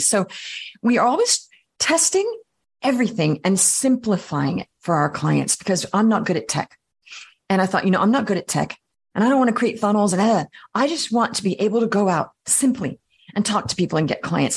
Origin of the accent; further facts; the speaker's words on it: Australia; also born or lived in Paris, France / Vienna, Austria; now in New York City, United States; I grew up in Australia.